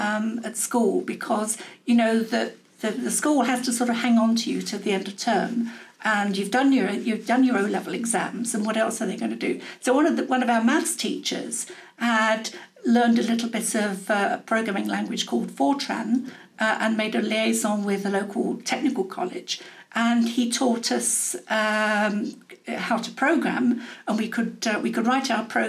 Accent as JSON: {"language": "English", "town": "Medway", "region": "South East England", "country": "United Kingdom", "tie": "born or raised there", "also_born_or_lived": "Ilford, Essex / Manchester", "moved": "as an adult", "said": "I did the rest of my growing up in the Medway Towns, which is on the north coast of Kent"}